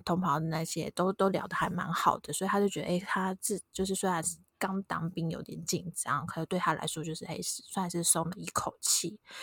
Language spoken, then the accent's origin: Chinese; Tainan, Taiwan; 我们都是台南人